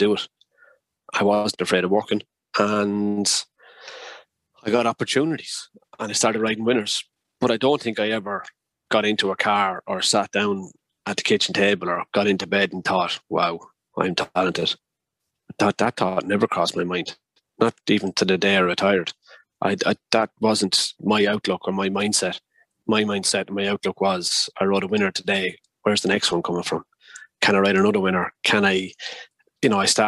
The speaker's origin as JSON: {"language": "English", "area": "Kildare", "region": "Leinster", "country": "Ireland", "said": "I was from Kildare"}